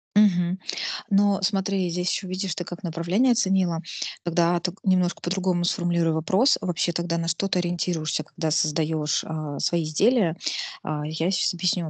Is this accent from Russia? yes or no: yes; Nizhny Novgorod, Nizhny Novgorod Oblast, Russia; в городе, в Нижнем Новгороде, да, я из Нижнего Новгорода